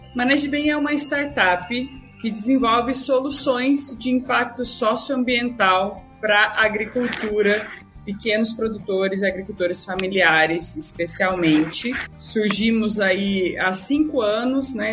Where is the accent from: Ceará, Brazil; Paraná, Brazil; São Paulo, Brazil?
Paraná, Brazil; Assis Chateaubriand; now in Florianópolis, Brazil; Assis Chateaubriand não é fácil de ser soletrado. É a minha cidade natal